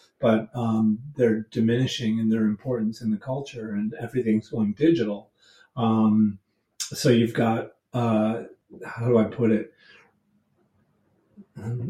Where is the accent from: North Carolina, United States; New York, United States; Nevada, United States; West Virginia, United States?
New York, United States; upstate; moved away as an adult; also born or lived in Boston, Massachusetts; I'm originally from upstate New York